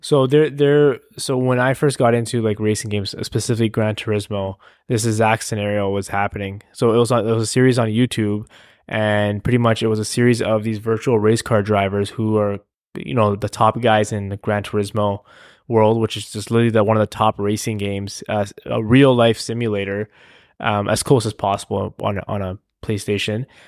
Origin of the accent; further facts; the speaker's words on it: Canada; I'm Canadian